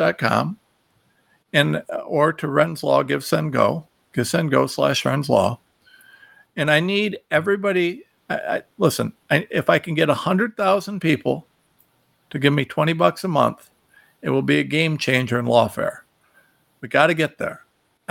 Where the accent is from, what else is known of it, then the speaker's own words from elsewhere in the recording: Ohio, United States; I'm from Ohio, you know, we're used to following tractors